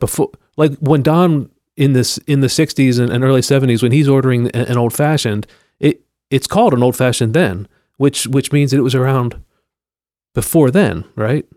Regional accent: Pennsylvania, United States; moved away; I grew up in Pennsylvania

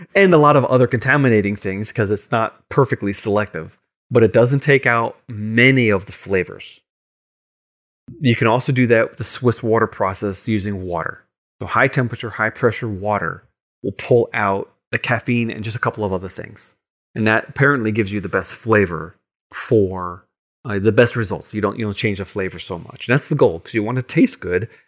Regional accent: Long Island, New York, United States; growing up on Long Island in, in Boy Scouts

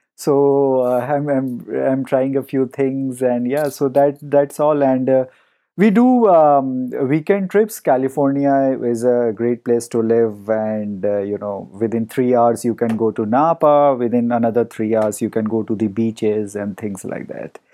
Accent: India; moved away as an adult; now in Palo Alto, United States; I grew up in India and, um, you know, spent the first few years of my life before moving here.

